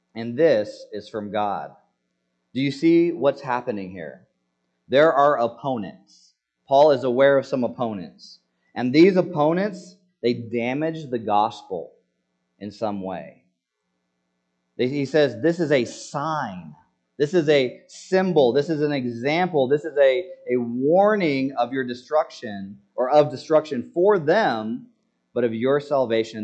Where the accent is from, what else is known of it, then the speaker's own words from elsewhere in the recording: United States; as American citizens